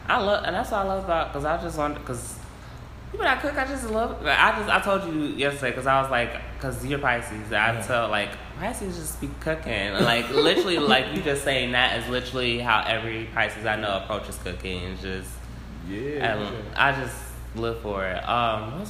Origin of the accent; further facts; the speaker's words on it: St. Louis, Missouri, United States; I'm from St. Louis. Everybody's from Mississippi.